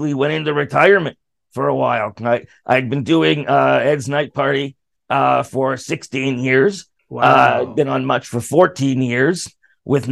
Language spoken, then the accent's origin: English; Canada; as a Canadian performer